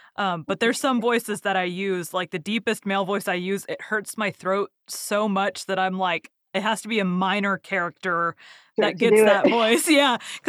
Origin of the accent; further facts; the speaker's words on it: Dallas, Texas, United States; I've lived in Texas my whole life.